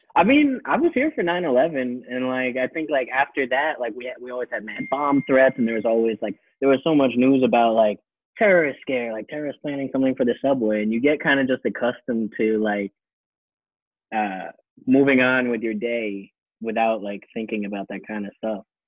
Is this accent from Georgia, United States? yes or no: no; New York, United States; I'm from New York and I've just always lived here